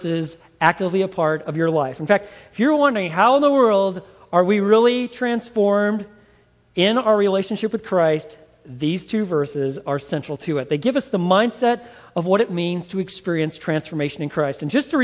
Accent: Montana, United States; When I was a young boy growing up in Montana

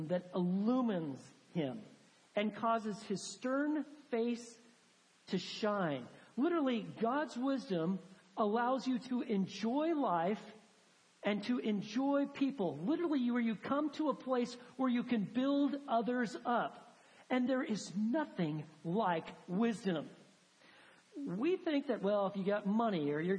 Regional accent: Texas, United States; Texans, we've got our own vocabulary. We have certain words like fixin' and y'all

